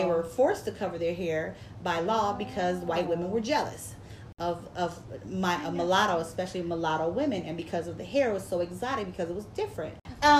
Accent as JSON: {"language": "English", "region": "California", "country": "United States", "tie": "born or raised there", "said": "I was born and raised in California."}